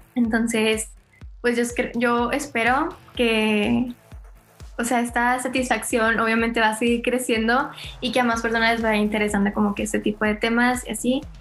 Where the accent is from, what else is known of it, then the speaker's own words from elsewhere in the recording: Monterrey, Nuevo León, Mexico; soy de Monterrey, tengo 18 años